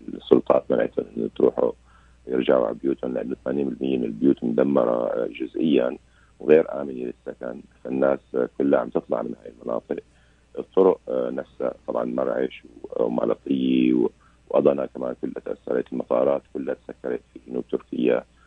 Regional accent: Syria; انا سوري

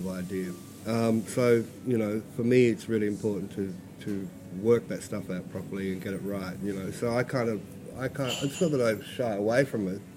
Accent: Alice Springs, Northern Territory, Australia; moved away; I'm from Alice Springs, born and bred.

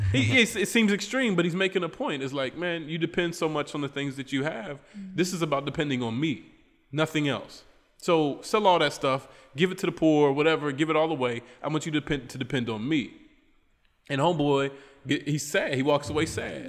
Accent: Charleston, West Virginia, United States; moved away as an adult; now in Trinidad and Tobago; I'm from Charleston, West Virginia, in my hometown.

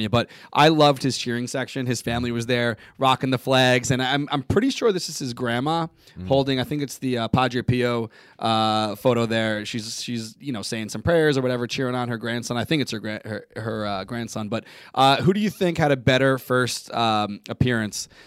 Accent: London, United Kingdom; I'm from London.

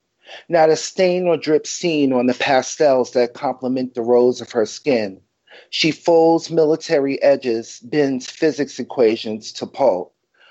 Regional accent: New York City, New York, United States; I'm a New Yorker, absolutely. Went away to college in upstate New York. I'm back here, and I love New York.

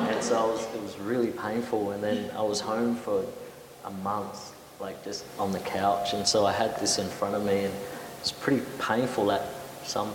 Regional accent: Adelaide, South Australia, Australia; I grew up near Semaphore

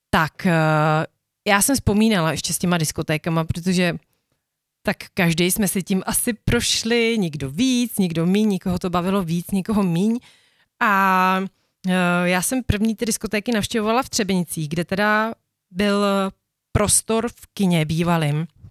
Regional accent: Bohemia, Czechia; u nás v Čechách

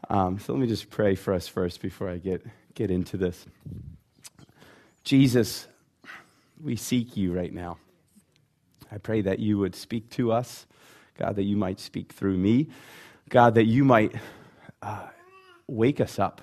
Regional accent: Rhode Island, United States; So originally, I'm from Rhode Island, and you might not know that or recognize that, because I try really hard to put R's on the end of my words.

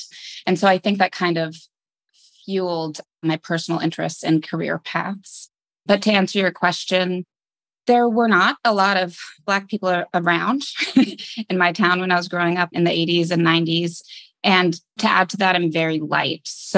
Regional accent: Arizona, United States; also born or lived in Boston, Massachusetts / Brooklyn, New York; And they met and I was born in Boston, where they're both pursuing college degrees. Around the time I was four, they split and they both relocated. So I grew up primarily between a small town, a tiny desert town in Arizona with my mother and in Brooklyn, New York with my father.

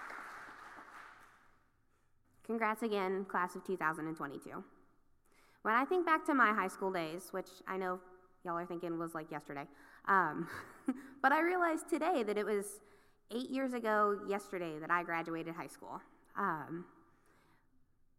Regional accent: Acworth, Georgia, United States; I grew up in Ackworth, Georgia

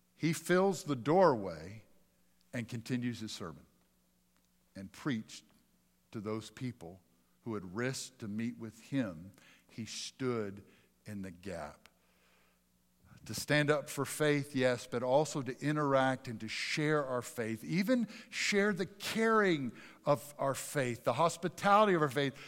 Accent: Pennsylvania, United States; moved away; also born or lived in Mississippi; I was a big Phillies kid growing up in Pennsylvania

